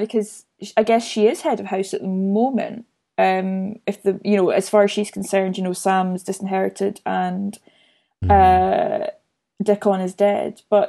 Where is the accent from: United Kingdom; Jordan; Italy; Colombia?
United Kingdom; I mean, I'm British, and I can't even tell you how the laws of succession really work here.